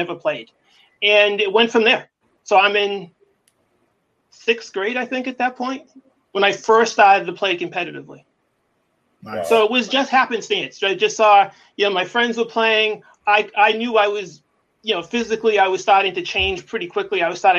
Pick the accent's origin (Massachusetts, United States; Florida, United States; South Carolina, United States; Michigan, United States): Massachusetts, United States; Acushnet; I came from Acushnet, and at the time when I was living there, we were going to a very, very small school, four classrooms.